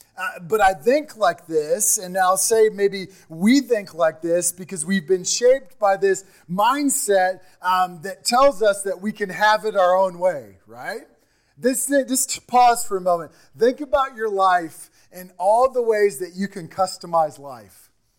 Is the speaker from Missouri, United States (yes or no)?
yes; Missouri, United States; Remember, we talk about we came from Missouri, a town of 380 people.